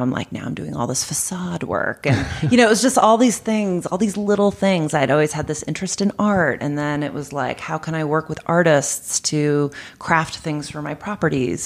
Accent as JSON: {"language": "English", "town": "Boston", "region": "Massachusetts", "country": "United States", "moved": "yes", "lives_now": "Arizona, United States", "said": "I'm from Boston"}